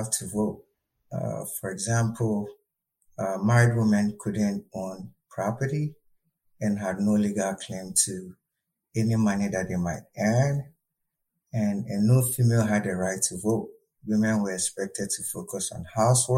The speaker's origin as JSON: {"language": "English", "country": "Ghana", "moved": "as an adult", "lives_now": "St. Cloud, United States", "said": "I'm originally from Ghana, West Africa."}